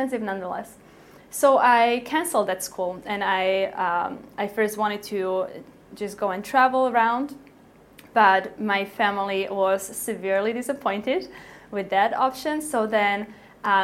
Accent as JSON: {"language": "English", "country": "Slovakia", "tie": "born or raised there", "moved": "as an adult", "said": "I grew up in Slovakia"}